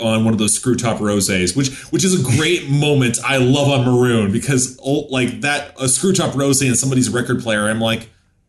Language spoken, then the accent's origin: English; Canada; I'm Canadian.